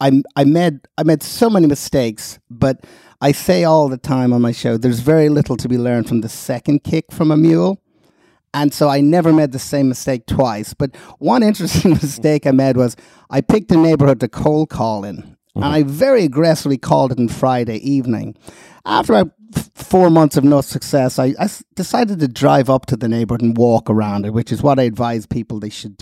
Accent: Ireland; moved away as an adult; also born or lived in London, United Kingdom; now in United States; Being Irish in England

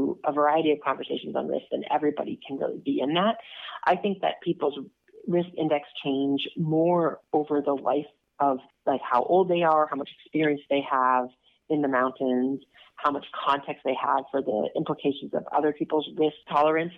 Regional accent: Minnesota, United States; I grew up in Minnesota

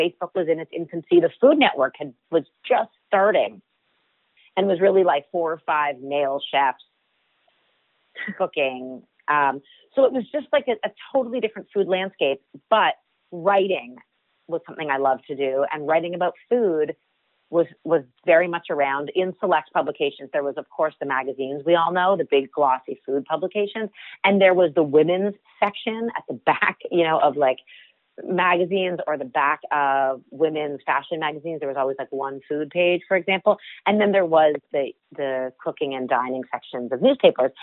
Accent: Toronto, Ontario, Canada; I grew up in Toronto, Canada, and my mom ran a cooking school out of our home when I was a child

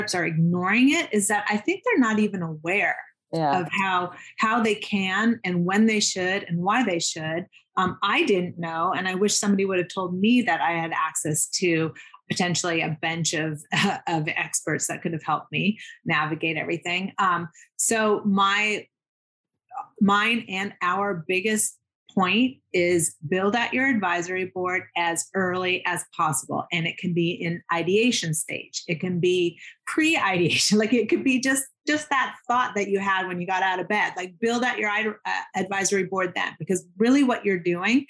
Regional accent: Seattle, Washington, United States; also born or lived in Zurich, Switzerland / Manhattan, New York; now in New York, United States; moved to Seattle when I was two and grew up there

